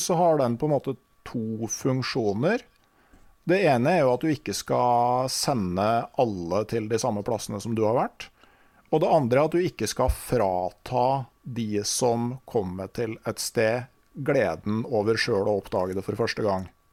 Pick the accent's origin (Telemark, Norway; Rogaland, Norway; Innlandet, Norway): Innlandet, Norway; der jeg kommer fra, på Innlandet